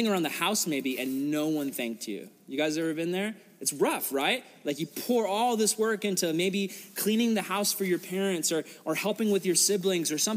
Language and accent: English; United States; I'm an American